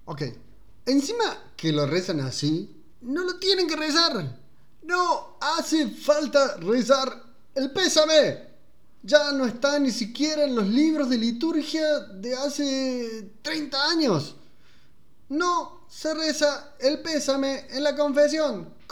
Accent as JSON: {"language": "Spanish", "region": "Córdoba", "country": "Argentina", "said": "nosotros somos de Argentina, de Córdoba, yo escucho confesiones en Córdoba"}